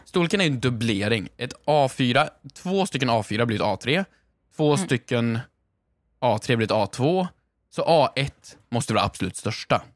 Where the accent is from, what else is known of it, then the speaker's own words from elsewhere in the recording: Värmland, Sweden; moved away; jag hade många i min klass hemma i Värmland